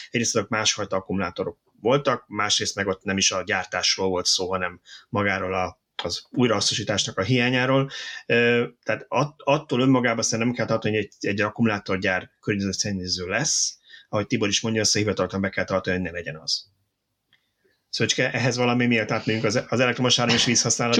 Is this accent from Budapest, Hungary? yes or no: yes; Budapest, Hungary; én 22 kertben nőttem fel